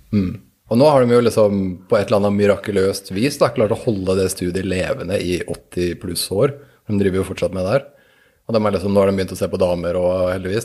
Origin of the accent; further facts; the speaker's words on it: Norway; vi som nordmenn